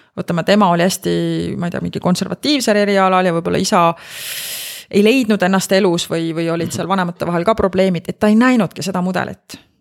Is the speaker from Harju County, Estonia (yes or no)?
no; Rakvere, Lääne-Viru County, Estonia; ma kasvasin Rakveres